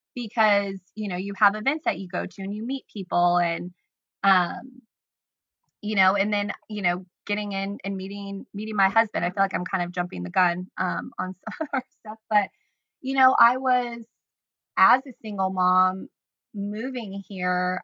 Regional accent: Decatur, Illinois, United States; also born or lived in Chicago, Illinois; I grew up in Decatur, Illinois

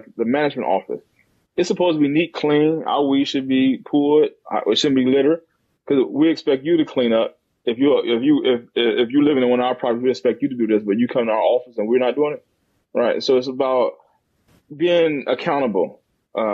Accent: Gary, Indiana, United States; moved away as an adult; also born or lived in Philadelphia / Champaign, Illinois / East Chicago; now in Birmingham, United States; I grew up in Gary, Indiana.

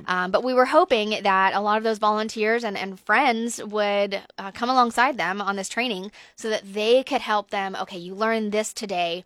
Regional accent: Georgia, United States; moved away; I'm from Georgia, though, so I'm an, I'm an S E C fan

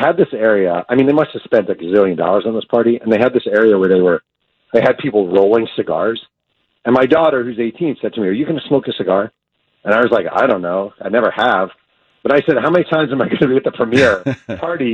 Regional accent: New York, United States; now in California, United States; I'm not from California, I live here now, but I'm from New York. Like, I grew up a New Jersey Nets fan

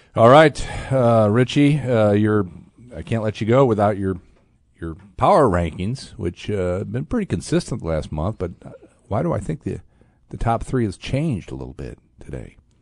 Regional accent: Fort Wayne, Indiana, United States; Fort Wayne, my hometown.

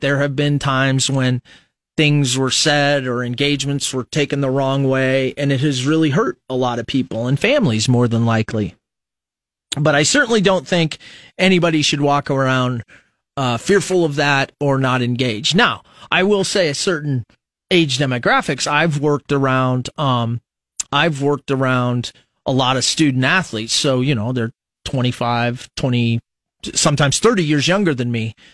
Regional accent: United States; I just identify as American

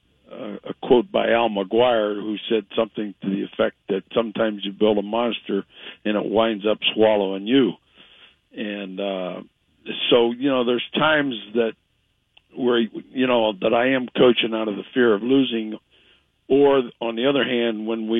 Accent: Ohio, United States; moved away; I grew up in Ohio

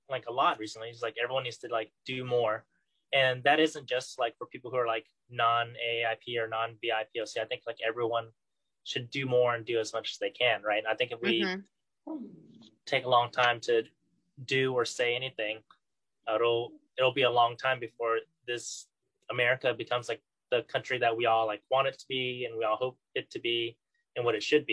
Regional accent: California, United States; first language Vietnamese; growing up in California

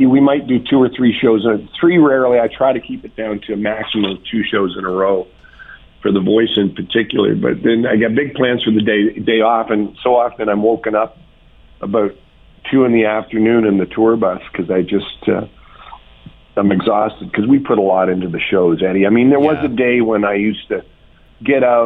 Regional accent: Lynn Lake, Manitoba, Canada; I'm a prairie boy. I'm from Lynn Lake, Manitoba, son of a bush pilot

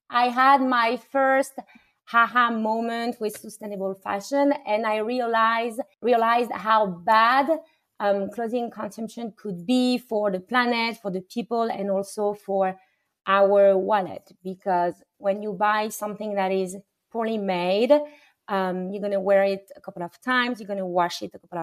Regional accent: France; moved away; a French woman who was born and raised in France

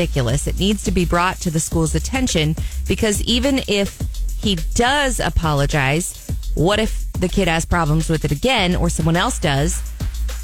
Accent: Jefferson City, Missouri, United States; my hometown, Jeff City

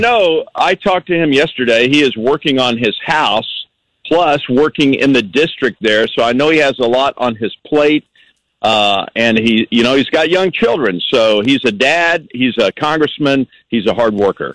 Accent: Texas, United States; moved away; I grew up in Texas

